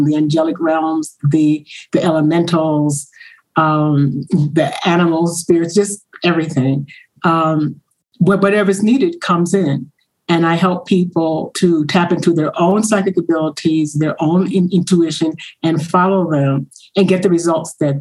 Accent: New York, United States; moved away as an adult; also born or lived in North Carolina; I'm from New York, so I moved to North Carolina and came back.

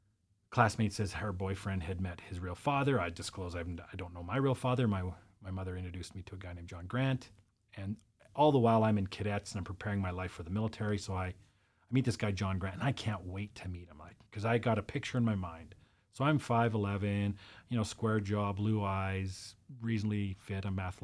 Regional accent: British Columbia, Canada; So my mom's American. I was born in Canada and it was just us.

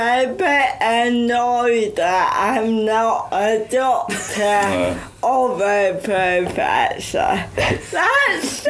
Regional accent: Bridlington, Yorkshire and the Humber, United Kingdom; accent: Yorkshire; moved away as an adult; also born or lived in Huddersfield; now in London, United Kingdom; I'm from East Yorkshire, Bridlington, and went to uni in Huddersfield. And because of my disability, I never thought I had an accent.

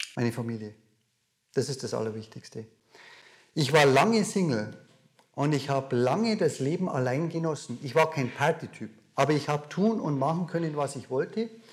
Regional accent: Mosen, Bavaria, Germany; accent: Bavarian; Wir sind inmitten in Bayern, wie du an meinem Dialekt vielleicht hörst. Mosen, ein kleines Dorf, von München nicht allzu weit weg. Und da bin ich groß geworden. Da bin ich aufgewachsen.

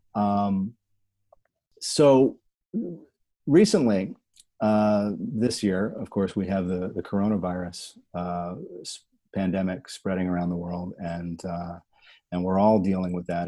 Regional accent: New Jersey, United States; I'm from Jersey

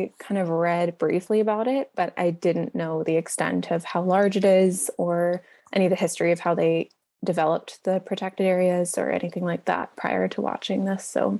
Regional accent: Kamloops, British Columbia, Canada; also born or lived in Fort Nelson; So I'm from BC. I'm from Kamloops, which is in the southern interior. And right now I'm in Fort Nelson for some work for my master's.

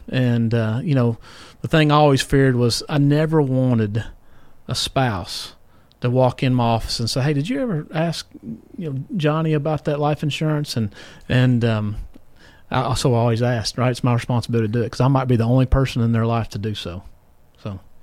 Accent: Columbia, United States; I grew up in Sunnyside, so I'd ride my bike to Giant Foods

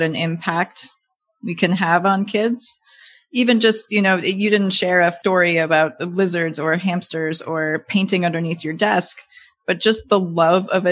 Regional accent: Madison, Wisconsin, United States; I grew up in Wisconsin near Madison.

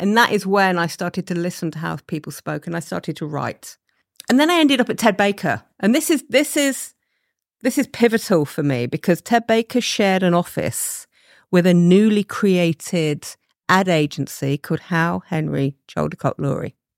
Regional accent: Leicester, East Midlands, United Kingdom; I'm from Leicester. Uh, my mum and dad had a store on Leicester Market

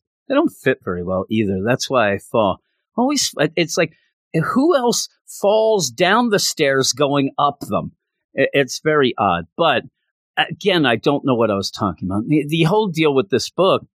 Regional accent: Philadelphia, Pennsylvania, United States; also born or lived in Bucks County, Pennsylvania; I'm from the Philadelphia area

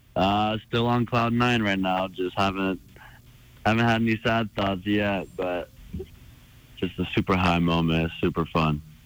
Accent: Helena, Montana, United States; born or raised there

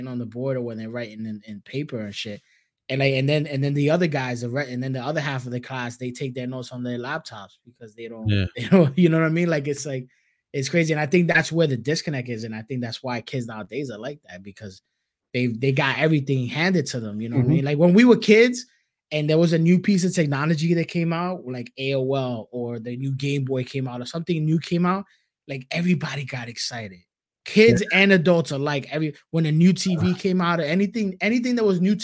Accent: New York City, New York, United States; growing up in Brooklyn when I started high school

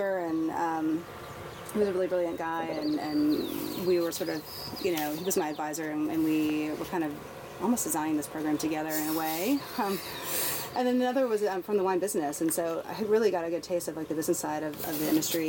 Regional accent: Mississippi, United States; now in Oregon, United States; I grew up in Mississippi in a very small town

